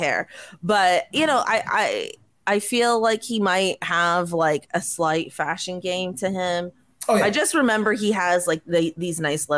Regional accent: Canada; as a Canadian

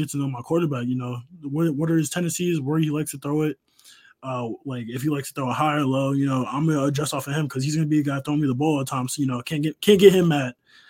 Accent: New York, United States; So I'm from New York, and we only got, like, Popeyes and Chick-fil-A up here.

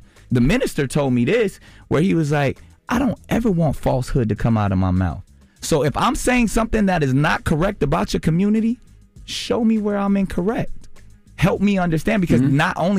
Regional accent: Charlotte, North Carolina, United States; Like, you know, I grew up in Charlotte part of my life. I know that life.

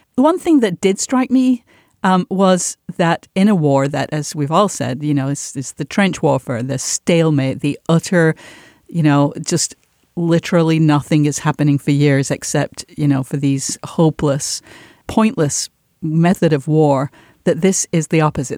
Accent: Manchester, North West England, United Kingdom; moved away; growing up in Manchester where the show was made

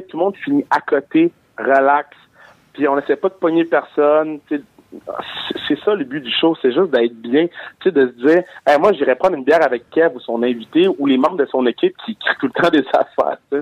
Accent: Montreal, Quebec, Canada; je viens de Montréal

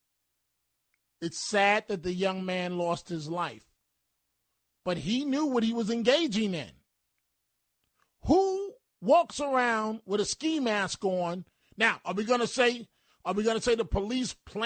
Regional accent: New York City, New York, United States; when I was a young man growing up in the Bronx

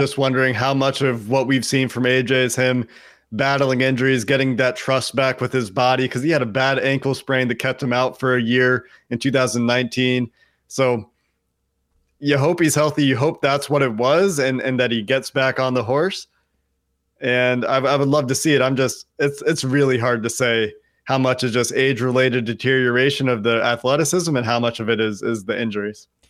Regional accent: Chicago, Illinois, United States; I was born in Chicago

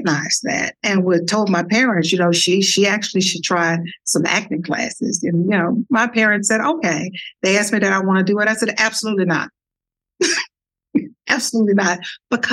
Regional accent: Dallas, Texas, United States; accent: Texas; moved away; also born or lived in Washington, District of Columbia, United States; this girl from Dallas, Texas, with a Texas accent that I'm sure you all can hear

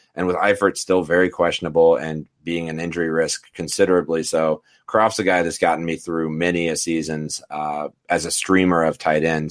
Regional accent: Denver, Colorado, United States; my hometown crew

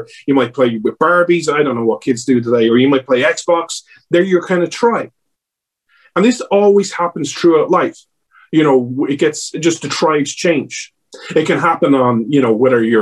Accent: Ireland; accent: Irish

